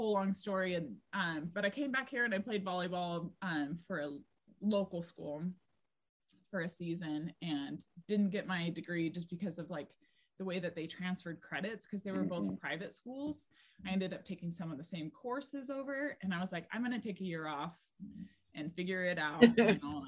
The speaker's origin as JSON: {"language": "English", "town": "Emmett", "region": "Idaho", "country": "United States", "tie": "born or raised there", "also_born_or_lived": "New Jersey", "said": "I grew up in Idaho, which is tiny"}